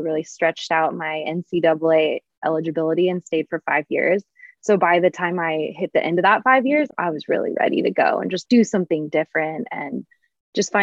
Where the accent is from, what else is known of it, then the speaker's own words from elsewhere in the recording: Portland, Oregon, United States; also born or lived in Boulder / Flagstaff; now in Spokane, United States; I grew up in Portland